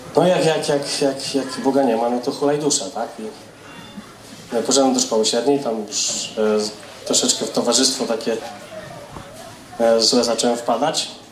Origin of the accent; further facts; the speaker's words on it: Grodzisk Mazowiecki, Masovian Voivodeship, Poland; moved away; z Grodziska Mazowieckiego pochodzę